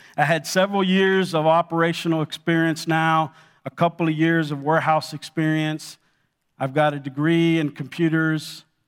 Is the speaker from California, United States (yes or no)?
yes; Los Angeles, California, United States; also born or lived in Cuba; I grew up in Los Angeles